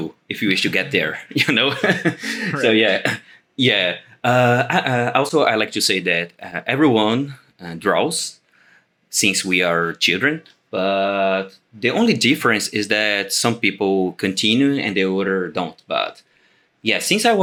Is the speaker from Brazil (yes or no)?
yes; Brazil; I am an illustrator from Brazil